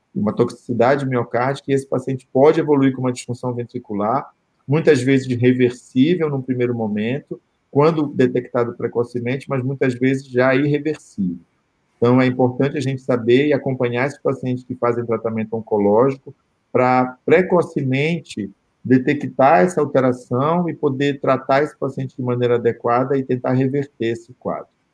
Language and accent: Portuguese; Belém, Pará, Brazil; o perfil Belém, né, que é a minha terra